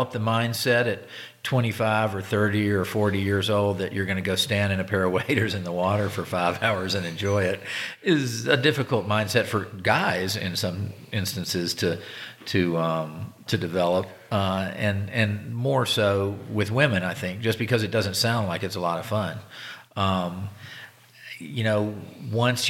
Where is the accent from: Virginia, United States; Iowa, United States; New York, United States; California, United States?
Virginia, United States; now in Nevada, United States; where I grew up in Virginia, where you could walk out the back door and go sit along the creek and shoot a couple wood ducks